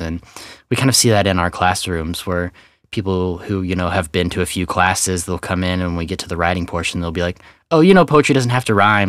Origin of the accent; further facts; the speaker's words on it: Kansas City, Missouri, United States; moved away as an adult; also born or lived in Portland, Oregon; now in Texas, United States; born and raised in Kansas City area, Missouri side